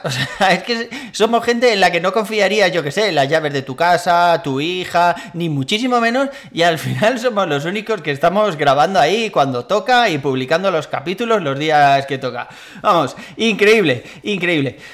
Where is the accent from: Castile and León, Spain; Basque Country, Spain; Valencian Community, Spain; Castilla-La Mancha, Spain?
Valencian Community, Spain; Valencia; moved away as an adult; now in Madrid, Spain; soy de Valencia, pero vivo en Madrid desde hace unos años